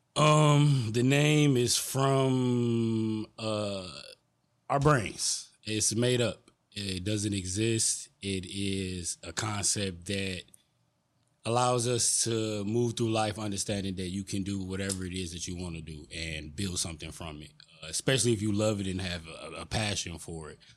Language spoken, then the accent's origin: English; Detroit, Michigan, United States; I'm born and raised in Detroit